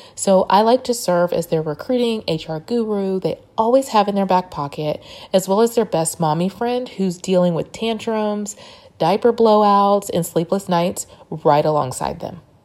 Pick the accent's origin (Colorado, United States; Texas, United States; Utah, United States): Texas, United States; Dallas; moved away as an adult; also born or lived in Louisiana; when I moved back home to Dallas from Louisiana